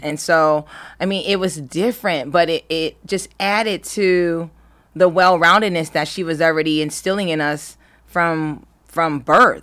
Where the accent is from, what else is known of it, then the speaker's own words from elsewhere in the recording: Los Angeles County, California, United States; also born or lived in Berkeley, California; I'm from Los Angeles County.